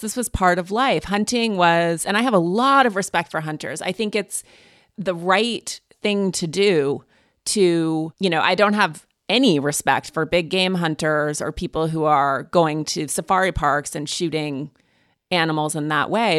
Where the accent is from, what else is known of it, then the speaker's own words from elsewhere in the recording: Montana, United States; I'm also from Montana